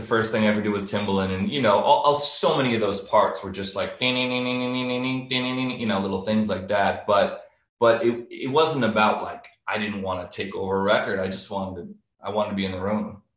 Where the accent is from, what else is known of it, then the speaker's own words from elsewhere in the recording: New York City, New York, United States; moved away as an adult; also born or lived in Miami / Nashville / Los Angeles; I grew up in New York